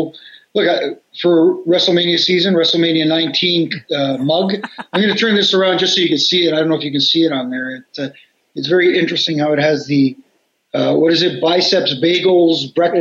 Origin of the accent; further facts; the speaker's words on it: Toronto, Ontario, Canada; here in Toronto